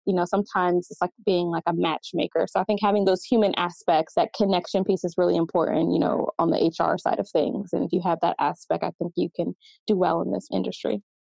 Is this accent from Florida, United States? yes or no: no; Delaware, United States; moved away as an adult; now in Atlanta, United States; I'm from Delaware, so I decided to move here to Atlanta